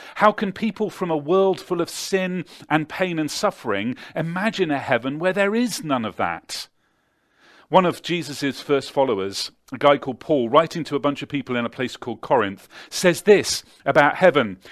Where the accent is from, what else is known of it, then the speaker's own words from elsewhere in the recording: Devizes, South West England, United Kingdom; six X beer brewed in my hometown